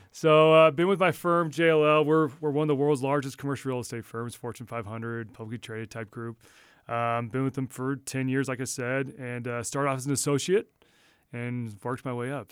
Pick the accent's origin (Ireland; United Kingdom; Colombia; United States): United States; Texas; moved away; we grew up all in Texas